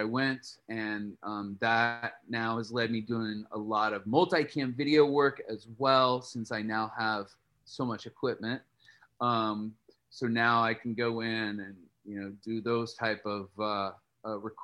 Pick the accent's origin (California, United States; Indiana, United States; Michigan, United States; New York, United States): Indiana, United States; Columbus; moved away as an adult; now in Nashville, United States; I'm from small town Indiana. I'm from Columbus, Indiana.